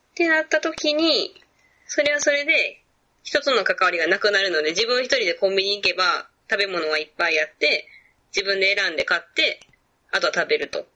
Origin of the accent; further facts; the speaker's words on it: Kansai, Japan; accent: Kansai-ben; first language Japanese; also born or lived in Vietnam; 日本語っていうか関西弁ぐらい